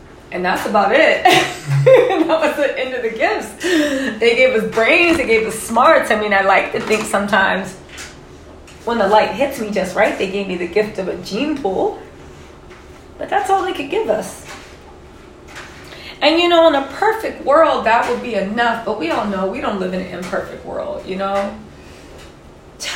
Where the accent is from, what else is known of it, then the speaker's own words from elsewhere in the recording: United States; I am Black American. I am an African American descendant of enslaved people